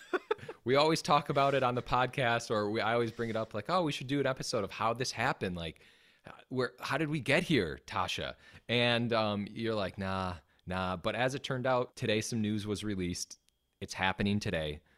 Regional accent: Wisconsin, United States; accent: Wisconsin; my Wisconsin accent

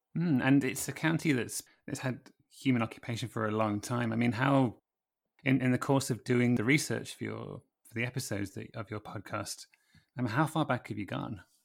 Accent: Lincolnshire, East Midlands, United Kingdom; I'm from Lincolnshire

